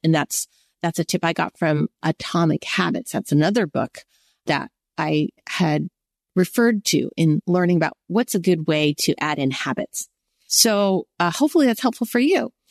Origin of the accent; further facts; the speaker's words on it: United States; I'm Chinese American.